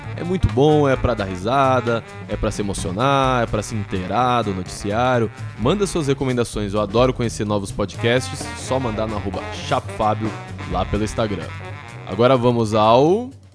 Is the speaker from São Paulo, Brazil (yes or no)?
yes; Santo André, São Paulo, Brazil; also born or lived in São Caetano do Sul / São Bernardo do Campo; Eu nasci em São Caetano, morei a vida toda em Santo André, estudei em São Bernardo e agora voltei para São Caetano.